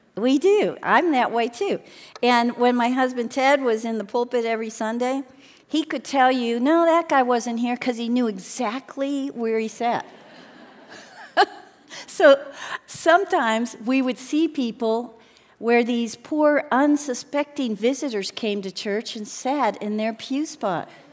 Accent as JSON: {"language": "English", "town": "Chicago", "region": "Illinois", "country": "United States", "tie": "born or raised there", "moved": "yes", "said": "I grew up in Chicago"}